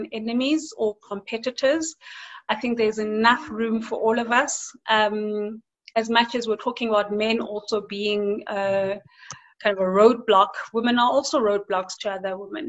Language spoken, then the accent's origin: English; South Africa; our experiences as South African women and African women